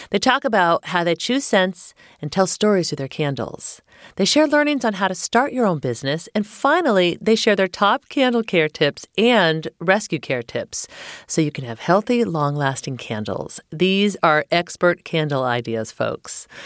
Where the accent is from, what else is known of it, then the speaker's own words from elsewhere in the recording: Virginia, United States; now in California, United States; So I'm from Virginia.